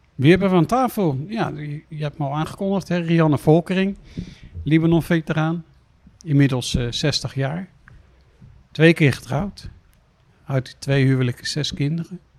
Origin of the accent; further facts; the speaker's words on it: The Hague, South Holland, Netherlands; ik kom hier uit Den Haag vandaan. Ik was een straatschoffie